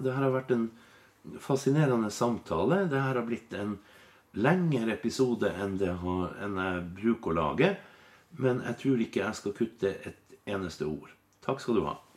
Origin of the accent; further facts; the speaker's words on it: Finnmark, Norway; i Finnmark, der jeg er fra